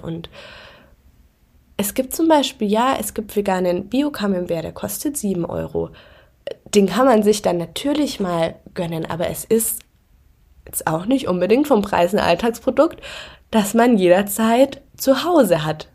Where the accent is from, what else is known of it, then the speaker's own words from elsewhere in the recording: near Augsburg, Bavaria, Germany; now in Berlin, Germany; ich komme ja auch aus der Nähe von Augsburg